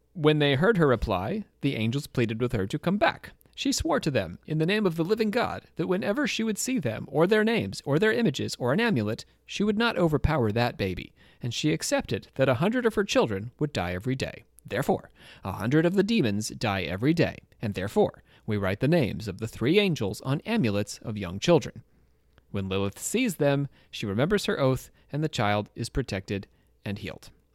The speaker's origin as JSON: {"language": "English", "town": "Trenton", "region": "New Jersey", "country": "United States", "moved": "yes", "said": "I was from Trenton, and sometimes we called that place No Kingdom there."}